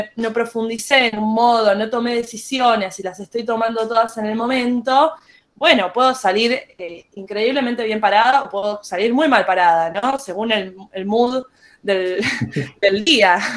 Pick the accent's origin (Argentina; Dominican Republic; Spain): Argentina; Buenos Aires; soy una música de Buenos Aires, Argentina.